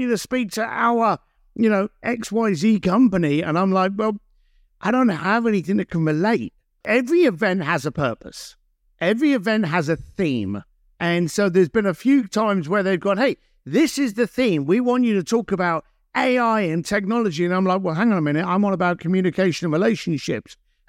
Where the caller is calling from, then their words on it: Los Angeles, California, United States; I'm in Los Angeles.